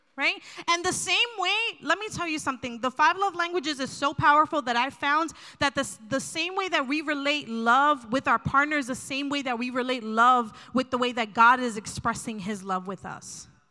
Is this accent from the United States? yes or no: yes; New Jersey, United States; I'm from New Jersey